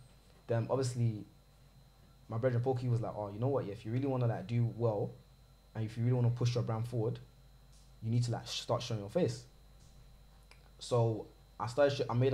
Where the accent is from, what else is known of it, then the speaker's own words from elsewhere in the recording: London, United Kingdom; I'm from South.